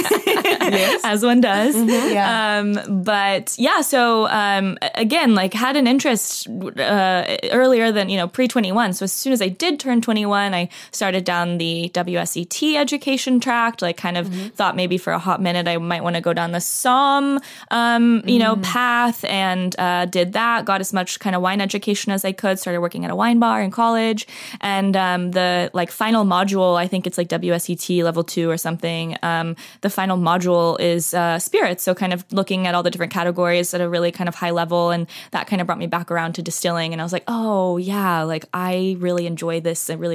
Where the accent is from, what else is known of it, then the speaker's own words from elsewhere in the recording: Dallas, Texas, United States; moved away; I'm originally from the Dallas, Texas area, so grew up in the suburbs